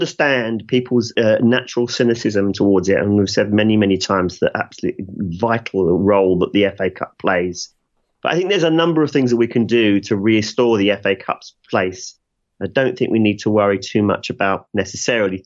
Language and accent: English; England, United Kingdom; we're English